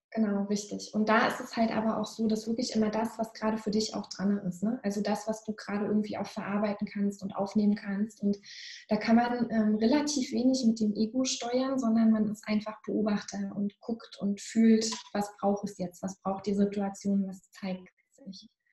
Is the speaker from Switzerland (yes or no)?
no; Northern Germany, Germany